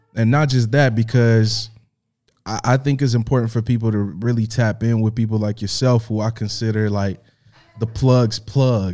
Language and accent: English; Indianapolis, Indiana, United States; born or raised there; now in Los Angeles, United States